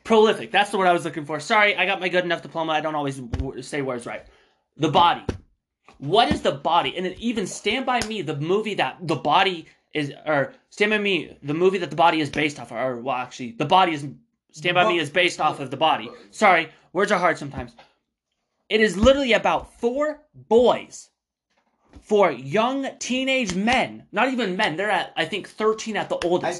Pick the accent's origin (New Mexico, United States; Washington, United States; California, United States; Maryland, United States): Washington, United States; Spokane; We're from Spokane, Washington